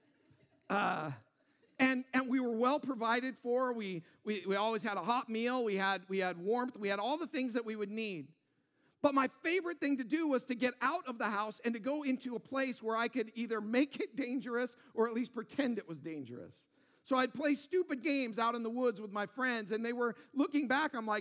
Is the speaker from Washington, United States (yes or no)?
yes; Auburn, Washington, United States; I grew up in Auburn, Washington